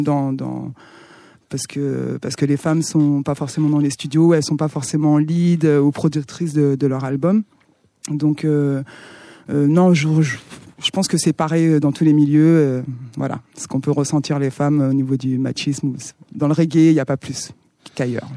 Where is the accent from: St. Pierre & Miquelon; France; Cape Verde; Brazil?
Cape Verde; Santiago; moved away; Je viens des îles du Cap-Vert, je suis née au Cap-Vert